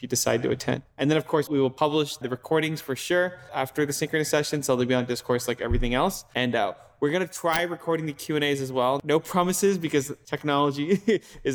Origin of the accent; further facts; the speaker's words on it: United States; me as an American